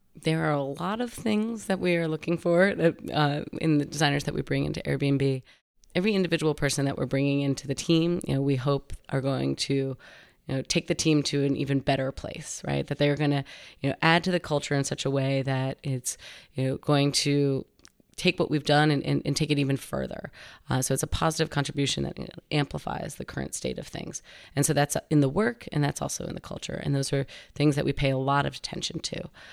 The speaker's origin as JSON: {"language": "English", "area": "Westchester County", "region": "New York", "country": "United States", "tie": "born or raised there", "moved": "as an adult", "lives_now": "San Francisco, United States", "said": "I grew up in New York, um, Westchester County, which is just north of New York City"}